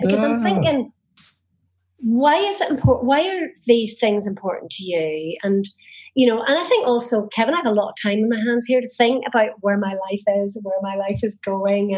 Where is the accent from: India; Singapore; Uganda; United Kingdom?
United Kingdom; Northern Ireland; now in Spain; I was a teenager in the 80s growing up in Northern Ireland at the height of the Troubles.